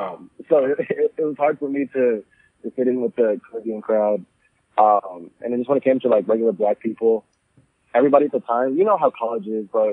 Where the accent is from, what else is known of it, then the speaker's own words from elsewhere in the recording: United States; I'm 24 years old, and I'm a Ghanaian-American CEO and founder of Mazizi International.